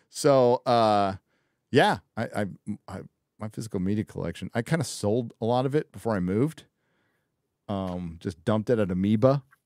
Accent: San Diego, California, United States; born or raised there

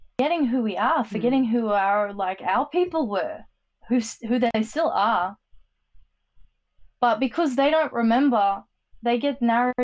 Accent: Australia; we have our own particular trauma histories in Australia, but ours are different to America

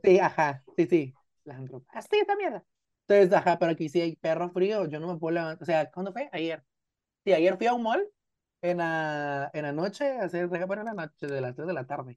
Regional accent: Guatemala; aquí adentro, en mi país, pues, en Guatemala

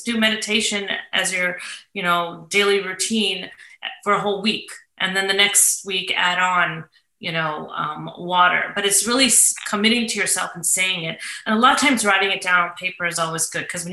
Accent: St. Louis, Missouri, United States; moved away; That's my hometown.

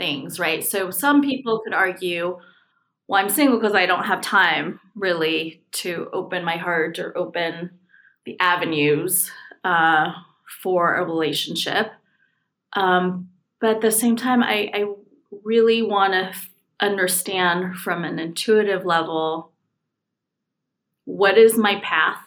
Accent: California, United States; moved away as an adult; So I'm from California. I moved here about 5 years ago for a job.

